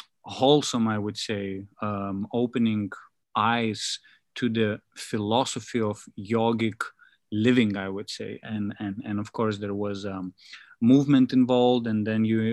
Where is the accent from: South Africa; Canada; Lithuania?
Lithuania; now in Asia; I'm in from Lithuania